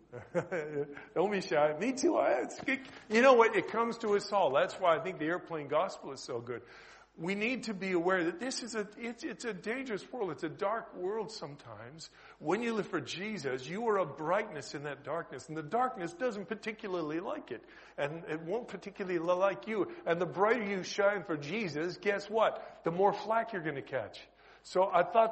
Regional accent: Canada; accent: Canadian; moved away; my noisy Canadian accent

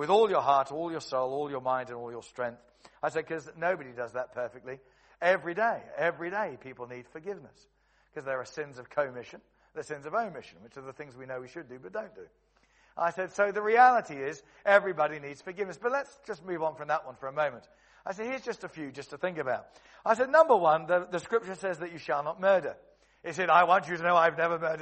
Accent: Cheam, London, United Kingdom; where I grew up in Stockbroker Belt in Cheam in Surrey

